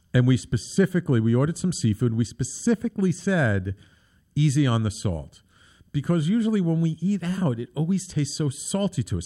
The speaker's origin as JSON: {"language": "English", "town": "New York City", "region": "New York", "country": "United States", "tie": "born or raised there", "said": "when I was a little kid, um, growing up in the Bronx"}